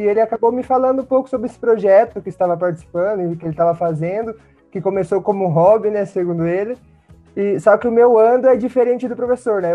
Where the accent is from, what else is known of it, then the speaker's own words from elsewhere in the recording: Curitiba, Paraná, Brazil; Eu sou curitibano